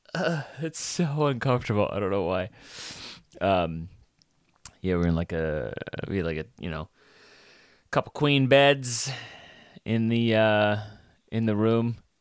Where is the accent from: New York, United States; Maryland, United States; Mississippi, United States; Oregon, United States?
New York, United States; New York City; I'm from Brooklyn